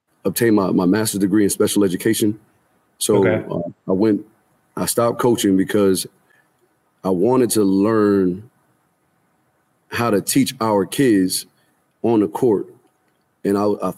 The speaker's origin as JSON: {"language": "English", "town": "Newburgh", "region": "New York", "country": "United States", "tie": "born or raised there", "moved": "yes", "lives_now": "Tennessee, United States", "said": "I'm from Newburgh, New York. Newburgh is about 45 minutes north of Bronx, New York. So born and raised in Newburgh"}